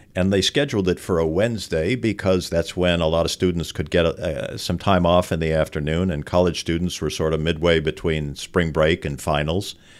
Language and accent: English; Los Angeles, California, United States; I was a kid growing up in Los Angeles in the San Fernando Valley